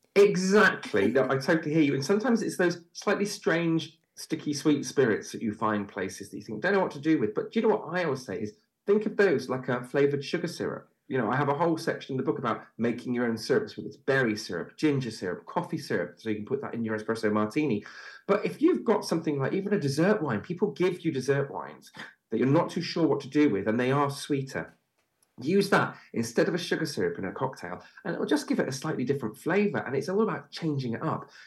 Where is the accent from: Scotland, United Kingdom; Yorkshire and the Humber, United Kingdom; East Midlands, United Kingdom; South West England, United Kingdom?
South West England, United Kingdom; Bristol; moved away as an adult; also born or lived in London; I'm from Bristol. I now live back in the Bristol area, and I'd come back home and see my school friends